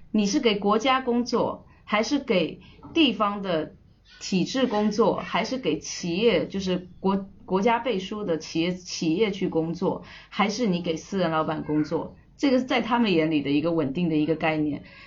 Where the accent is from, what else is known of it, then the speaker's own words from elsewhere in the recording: Hainan, China; moved away as an adult; also born or lived in Shenzhen / Russia; 那海南它刚好是这里的，呃，成长的一个地方